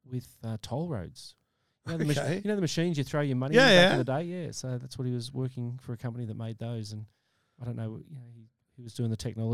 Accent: Melbourne, Victoria, Australia; In the western suburbs of Melbourne, in a place called Deer Park.

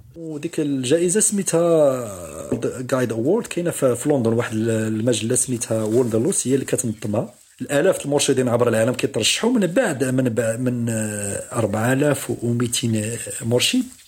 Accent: Morocco; عندنا في المغرب

